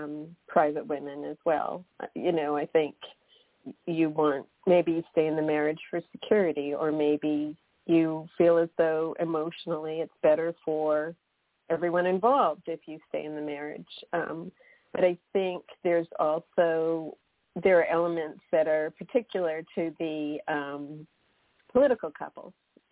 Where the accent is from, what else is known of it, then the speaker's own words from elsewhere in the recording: Massachusetts, United States; I'm originally from Massachusetts, and we have this big, you know, Kennedy fascination.